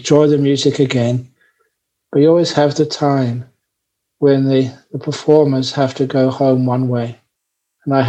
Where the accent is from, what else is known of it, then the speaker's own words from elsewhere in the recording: London, United Kingdom; moved away; as a young man growing up in London, I went to so many wonderful concerts